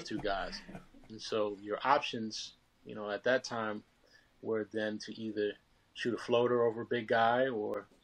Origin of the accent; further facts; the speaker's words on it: New York, United States; born and raised in New York